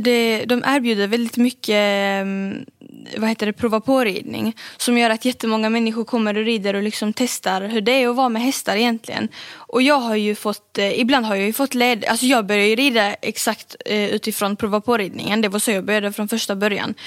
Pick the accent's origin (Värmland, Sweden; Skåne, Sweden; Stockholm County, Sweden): Skåne, Sweden; Malmö; jag är född här i Sverige och eh, bor i Malmö